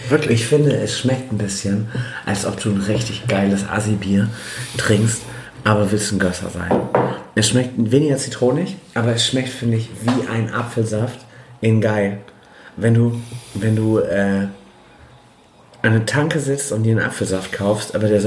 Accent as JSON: {"language": "German", "region": "Bremen", "country": "Germany", "said": "Aber als Bremer hätte man es wahrscheinlich gesehen haben müssen."}